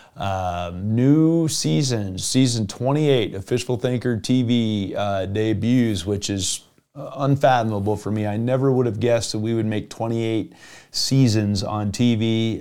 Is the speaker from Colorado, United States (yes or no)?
yes; Evergreen, Colorado, United States; I grew up in Evergreen, Colorado as a, as a junior high and high schooler